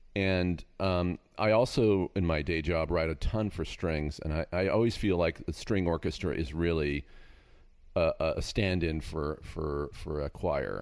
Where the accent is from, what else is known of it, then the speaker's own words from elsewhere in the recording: Castro Valley, California, United States; now in Agoura, United States; I grew up in Northern California in a, in a, in the Bay Area, but out in a town called Castro Valley